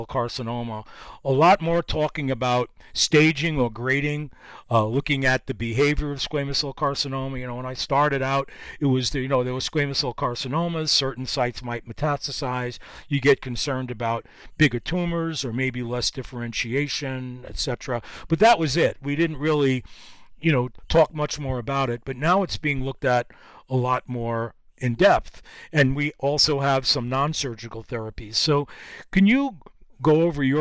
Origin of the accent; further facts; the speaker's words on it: New York, United States; based in my hometown in New York